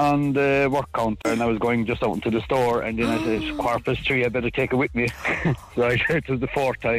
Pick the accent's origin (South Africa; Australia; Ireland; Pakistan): Ireland; Kerry, Munster; moved away; I'm from Kerry originally